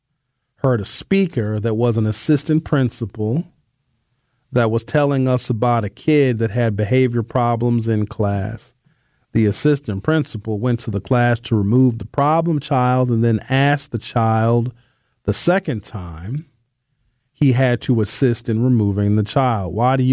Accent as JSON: {"language": "English", "town": "Germantown", "region": "Tennessee", "country": "United States", "tie": "born there", "said": "I was born in Germantown, Tennessee. Shout out to Shelby County."}